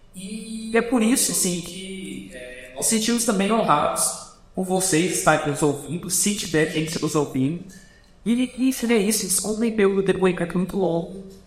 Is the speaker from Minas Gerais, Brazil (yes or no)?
yes; Belo Horizonte region, Minas Gerais, Brazil; also born or lived in São Paulo; now in Goiânia, Brazil; Eu nasci em São Paulo, fui alfabetizado e cresci na, na região de BH, em Minas Gerais.